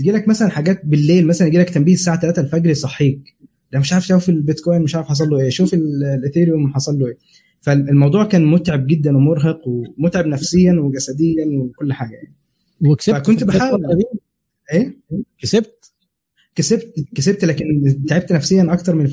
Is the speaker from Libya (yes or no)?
no; Saudi Arabia; now in United Kingdom; فانا عشت هناك تقريبا 25 سنه فكانت كل مراحل الدراسه مثلا ابتدائي واعدادي وثانوي كله هناك